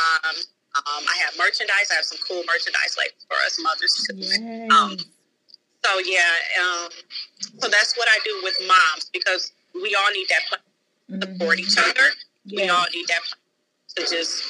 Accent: Detroit, Michigan, United States; I am from Detroit, Michigan

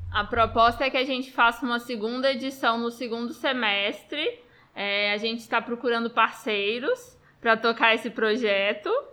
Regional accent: Brazil; also born or lived in Roraima; somos nós brasileiros

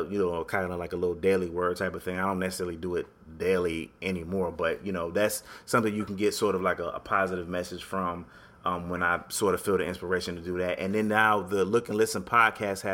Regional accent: Connecticut, United States; moved away; I'm from Connecticut originally, even though I'm not there anymore

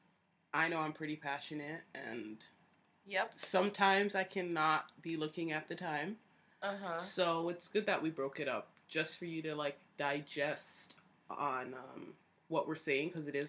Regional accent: Canada; We're from Canada

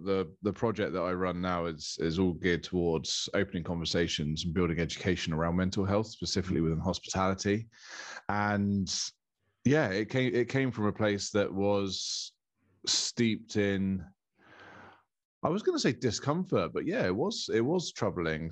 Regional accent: Bournemouth, South West England, United Kingdom; moved away as an adult; now in Castle Cary, United Kingdom; I'm born and bred in Bournemouth

